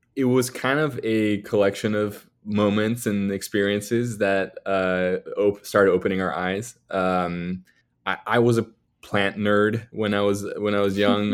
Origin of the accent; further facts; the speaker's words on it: Mexico City, Mexico; moved away as an adult; also born or lived in New York City; I grew up in Mexico, in Mexico City